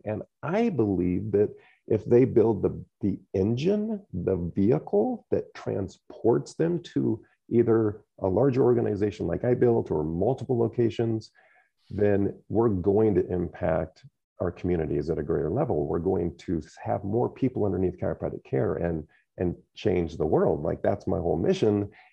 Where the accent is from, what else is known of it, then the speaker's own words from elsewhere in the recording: United States; growing up in the Quad Cities